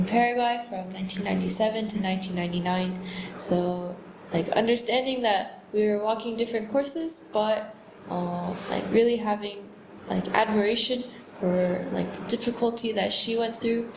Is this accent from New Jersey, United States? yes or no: no; Dallas, Texas, United States; I'm from Dallas, Texas